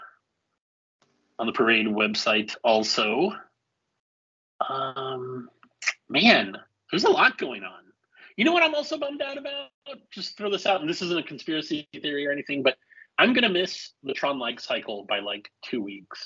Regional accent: El Paso, Texas, United States; moved away; where I grew up in Texas in El Paso

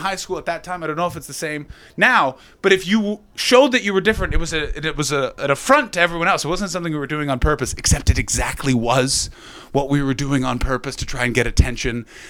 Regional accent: Ottawa, Ontario, Canada; now in London, United Kingdom; I come from Ottawa in Canada

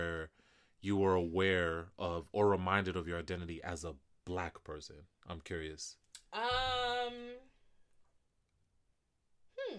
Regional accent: United States; also born or lived in Kenya; I was born there, but I grew up here in the States

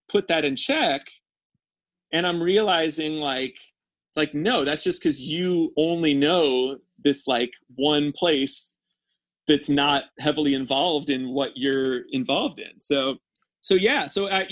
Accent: St. Louis, Missouri, United States; moved away; I grew up in St. Louis suburbs

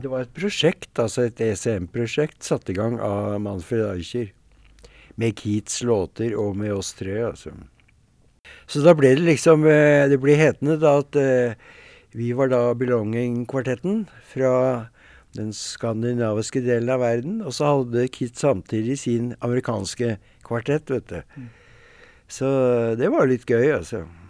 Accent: Norway; vi er ikke fra Harlem, vi er fra Norge

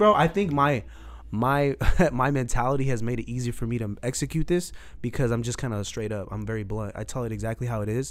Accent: San Jose, California, United States; I grew up in Southside San Jose, went to Old Grove High School.

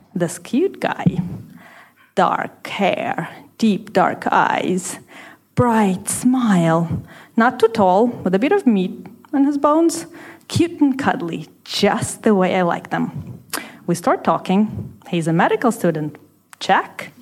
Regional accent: Russia; moved away as an adult; where I was growing up in Russia

